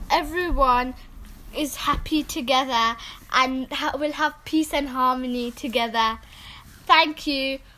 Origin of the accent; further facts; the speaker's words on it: United Kingdom; And we're from the United Kingdom.